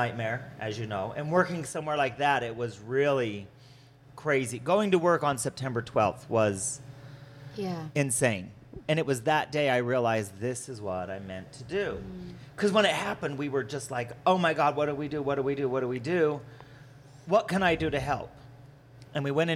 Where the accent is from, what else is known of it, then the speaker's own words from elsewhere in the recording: West Jordan, Utah, United States; also born or lived in Salt Lake City, Utah; I was born and raised here